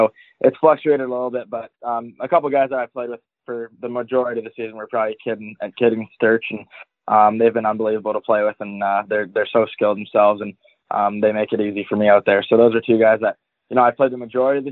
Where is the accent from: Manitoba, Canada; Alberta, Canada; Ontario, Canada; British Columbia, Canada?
British Columbia, Canada; Vancouver; now in Kelowna, Canada; I grew up in Vancouver, British Columbia